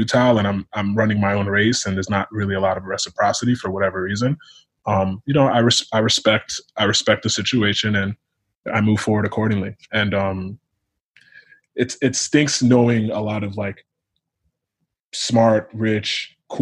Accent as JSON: {"language": "English", "region": "Connecticut", "country": "United States", "tie": "born or raised there", "said": "I'm first generation Nigerian American, but I was born and raised in Connecticut"}